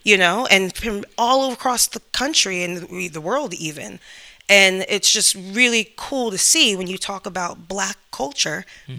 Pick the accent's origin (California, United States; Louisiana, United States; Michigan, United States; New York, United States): New York, United States; moved away